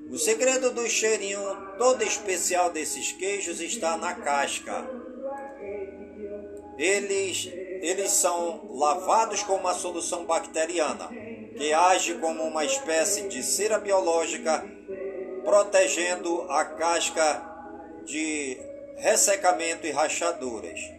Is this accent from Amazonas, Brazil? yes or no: yes; Careiro da Várzea, Amazonas, Brazil; todas as comunidades do Careiro da Várzea, minha cidade natal.